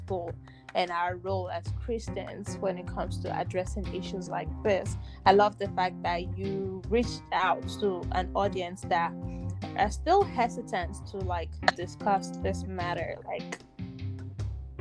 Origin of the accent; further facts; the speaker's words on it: Nigeria; now in United States; I'm Nigerian